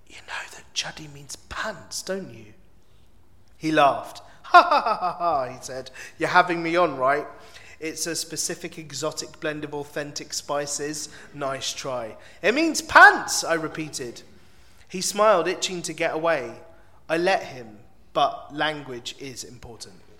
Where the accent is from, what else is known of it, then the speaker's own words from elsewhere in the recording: London, United Kingdom; I really am from London. Northwest